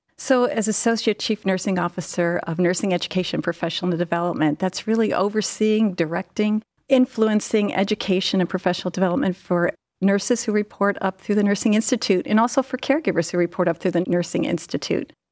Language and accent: English; Cleveland, Ohio, United States; I am from the Cleveland area